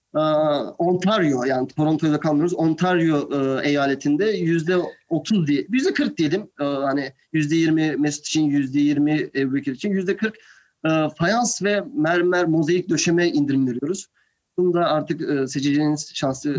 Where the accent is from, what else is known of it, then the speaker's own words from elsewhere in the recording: Turkey; moved away as an adult; also born or lived in Buffalo, United States / New York, United States; Aslen ben Türk'üm